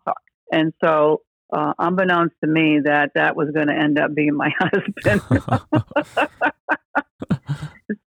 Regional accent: Milford, Connecticut, United States; also born or lived in New Haven, Connecticut; now in Panama City, United States; I was born in New Haven, Connecticut, and I was raised in Milford, Connecticut.

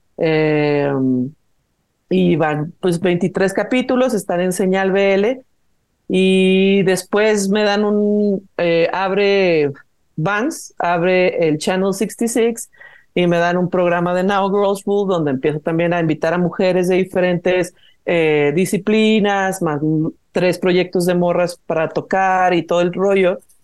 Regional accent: Guadalajara, Jalisco, Mexico; moved away as an adult; now in Mexico City, Mexico; Es que yo soy de Guadalajara, pero yo ya vivo, eh, tengo 12 años viviendo en Ciudad de México.

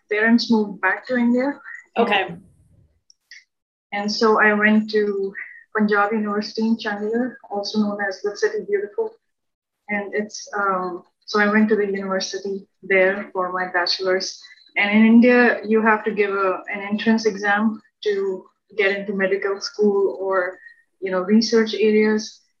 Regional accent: Libya; He was working there, and I pretty much spent most of my formative years there.

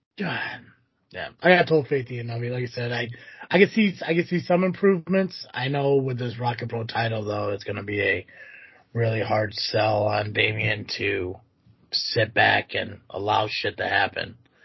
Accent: Connecticut, United States; Yeah, growing up in Connecticut and had 12 dogs and one of them was a puppet.

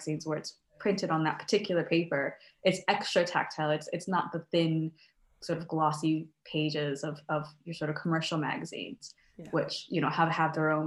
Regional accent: United States; now in Scotland, United Kingdom

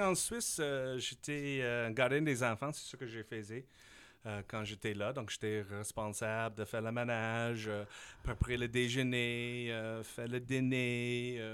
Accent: Saskatchewan, Canada; French is a second language; moved away as an adult; also born or lived in Switzerland / Taiwan; je suis un gars de la Saskatchewan.

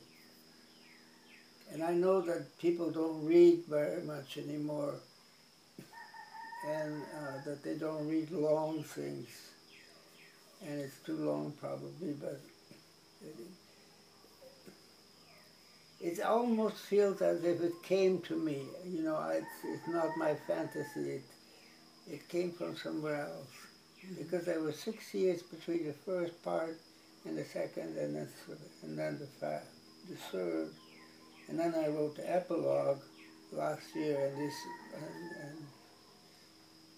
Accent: Sumatra, Indonesia; moved away as an adult; also born or lived in Netherlands; now in Hawaii, United States; I grew up in Sumatra, then my mother was very intense on sending me away from Indonesia

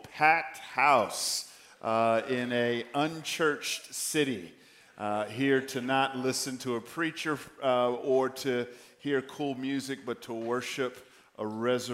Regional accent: Georgia, United States; I'm from God's country, Georgia

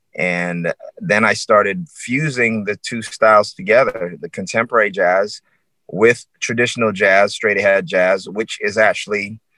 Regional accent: Barbados; as a teenager growing up in Barbados.

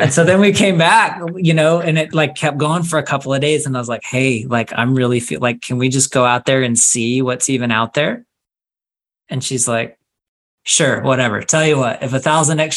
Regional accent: Park City, Utah, United States; also born or lived in Boston, Massachusetts / St. George, Utah; I was born in Boston, Massachusetts, and grew up skiing every weekend in Park City

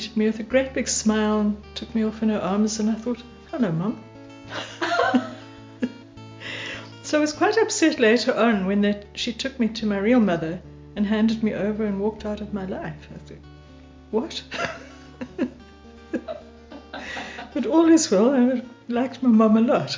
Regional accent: Vereeniging, Gauteng, South Africa; also born or lived in Eastern Transvaal / West Coast; now in Greyton, South Africa; I was born in Vereeniging in the Transvaal in 1954

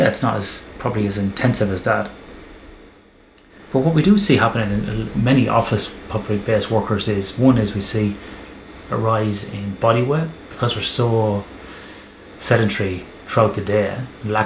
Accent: Ireland; growing up in Ireland

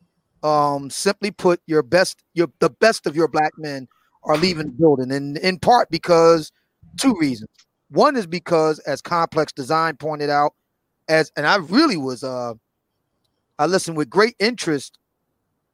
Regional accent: Philadelphia, Pennsylvania, United States; I grew up in Germantown

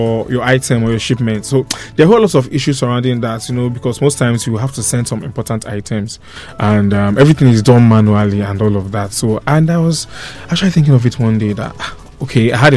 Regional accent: Nigeria

